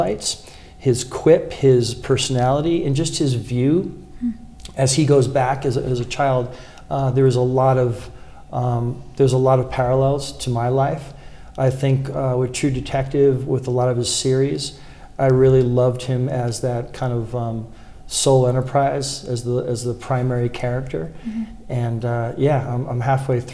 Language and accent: English; Boston, Massachusetts, United States; also born or lived in Newport, Rhode Island; now in Lake Tahoe, United States; I grew up in Southie in Boston